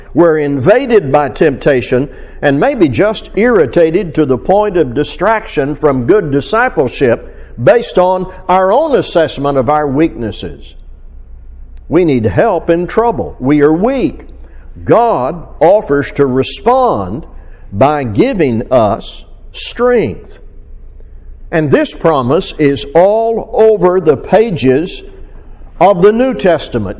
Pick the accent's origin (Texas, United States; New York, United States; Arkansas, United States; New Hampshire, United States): Arkansas, United States; Fort Smith; my hometown in Fort Smith, Arkansas